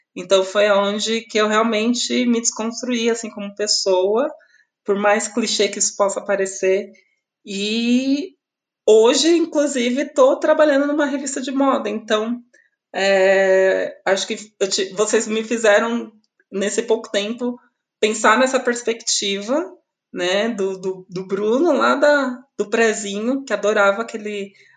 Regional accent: Osasco, São Paulo, Brazil; eu sou de Osasco, né? Eu nasci em Osasco

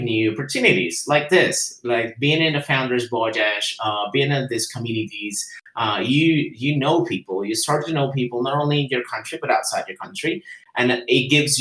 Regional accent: Guatemala; first language Spanish; English is a second language; I'm from Guatemala, and I'm living in Guatemala.

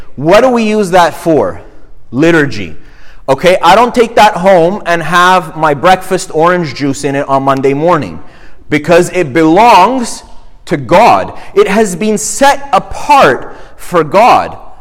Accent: Montreal, Quebec, Canada; moved away; I grew up in Montreal

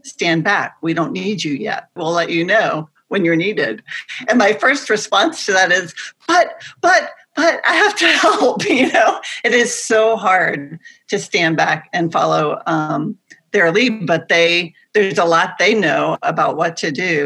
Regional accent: the Bible Belt, United States; I grew up in the Bible Belt.

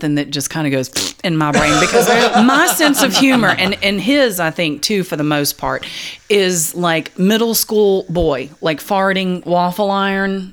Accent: the South, Southern United States, United States; I'm a woman, I'm a Southerner, and I'm a Christian

